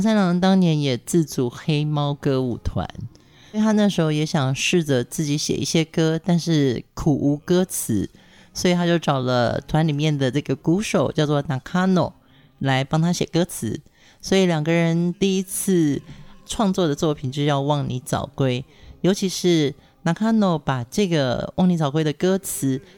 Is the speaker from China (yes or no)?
no; Pingtung County, Taiwan; 因为我从小在屏东长大